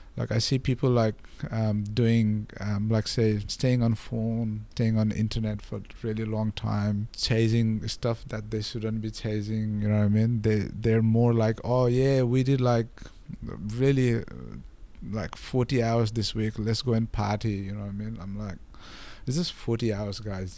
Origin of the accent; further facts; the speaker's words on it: Nepal; English is a second language; moved away as an adult; now in Australia; when I came from Nepal